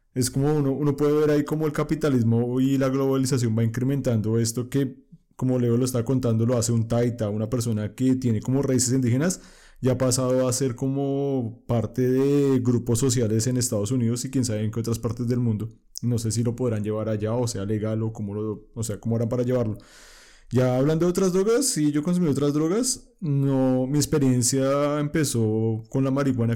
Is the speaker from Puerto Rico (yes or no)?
no; Colombia; yo como colombiano